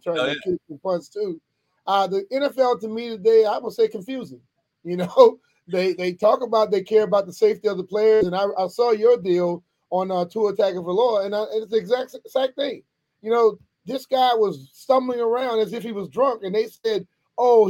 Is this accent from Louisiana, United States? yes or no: yes; Louisiana, United States; moved away as an adult; also born or lived in Philadelphia / New York / East Coast; I'm originally from Louisiana, born and raised there, and then moved here in 1990